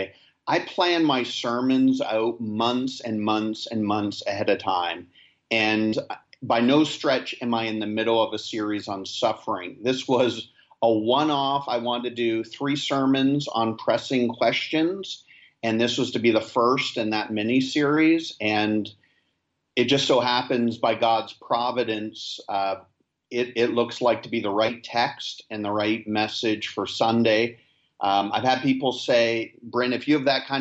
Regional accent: Canada; moved away as an adult; now in Nassau, Bahamas; I am a Canadian who pastors in the Bahamas

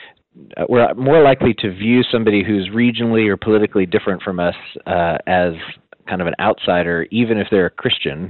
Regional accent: Bentonville, Arkansas, United States; I grew up in Bentonville, which is in the northwest part of Arkansas.

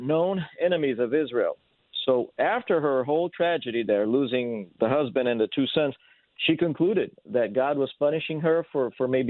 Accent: São Paulo, Brazil; first language Portuguese; English is a second language; moved away as an adult; also born or lived in Rio de Janeiro, Brazil / San Diego, California; now in Salem, United States; I was born in Rio, but I grew up in Sao Paulo until I was 19 years old. Then I moved to San Diego, California after

